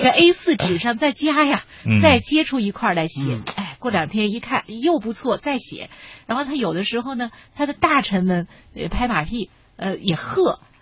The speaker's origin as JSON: {"language": "Chinese", "country": "China", "said": "我们中国人几千年以来对他天然的这种亲近"}